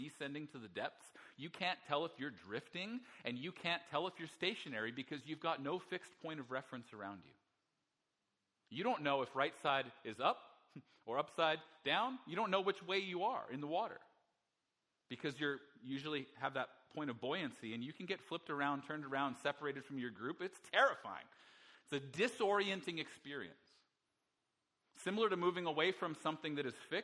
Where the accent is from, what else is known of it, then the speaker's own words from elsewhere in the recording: Alberta, Canada; I'm from Alberta. It's landlocked